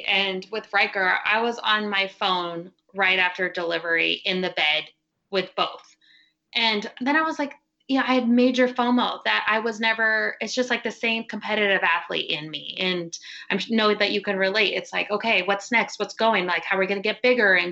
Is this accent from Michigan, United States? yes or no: no; Carson City, Nevada, United States; I'm from Carson City, Nevada